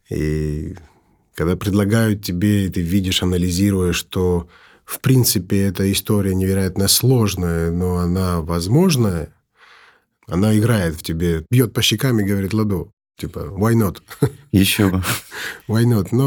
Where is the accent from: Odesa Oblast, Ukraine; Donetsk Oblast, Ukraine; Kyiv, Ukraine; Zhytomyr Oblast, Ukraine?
Kyiv, Ukraine; born there; also born or lived in Georgia; Ну, я уезжая с э, Киева, я как бы родился в Киеве